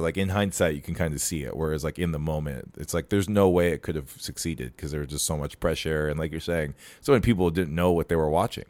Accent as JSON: {"language": "English", "region": "Minnesota", "country": "United States", "said": "it's our duty as Minnesotans"}